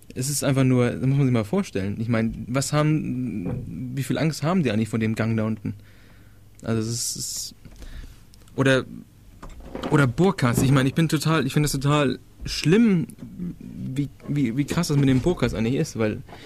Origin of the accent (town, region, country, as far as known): Denmark; born or raised there